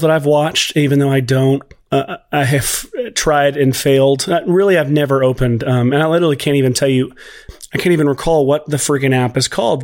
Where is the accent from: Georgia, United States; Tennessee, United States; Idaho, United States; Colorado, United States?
Tennessee, United States; Nashville; also born or lived in Los Angeles / Waco, Texas; I'm from Nashville, Tennessee. Uh, I am here currently.